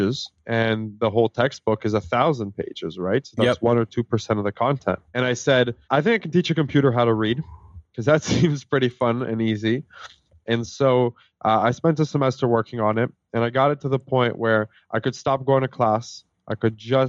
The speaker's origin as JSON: {"language": "English", "country": "Canada", "tie": "born or raised there", "also_born_or_lived": "Israel", "said": "I actually immigrated to Canada"}